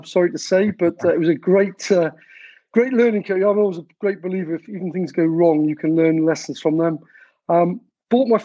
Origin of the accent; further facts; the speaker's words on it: South Wales, United Kingdom; moved away as an adult; I'm from South Wales, although I spent most of my, in fact, all my working life outside of Wales